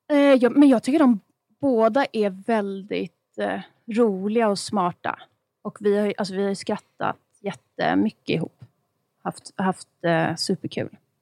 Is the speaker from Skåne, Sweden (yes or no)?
no; Stockholm, Stockholm County, Sweden; Jag är uppväxt på Östermalm, men inte med överklassföräldrar.